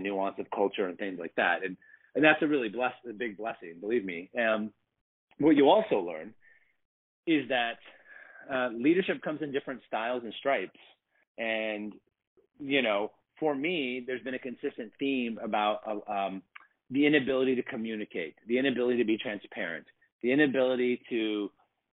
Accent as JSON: {"language": "English", "town": "Portland", "region": "Oregon", "country": "United States", "tie": "born or raised there", "moved": "as an adult", "said": "I was born and raised in Portland, Oregon. I didn't move for 17 years."}